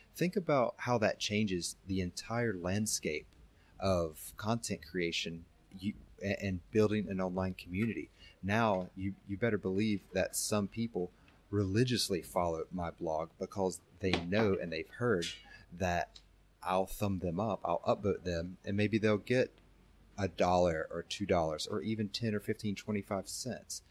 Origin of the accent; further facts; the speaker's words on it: North Carolina, United States; moved away; born and raised in the United States, uh, North Carolina specifically